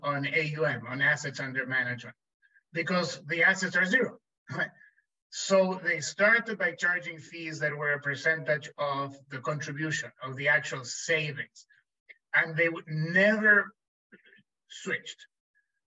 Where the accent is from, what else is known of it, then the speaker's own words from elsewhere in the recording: Chile; moved away as an adult; now in United States; When I was growing up in Chile